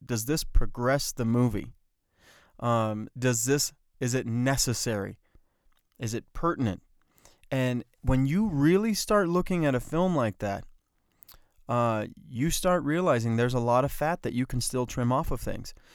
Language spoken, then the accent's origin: English; Bloomfield, New Mexico, United States; I grew up in the Four Corners area of New Mexico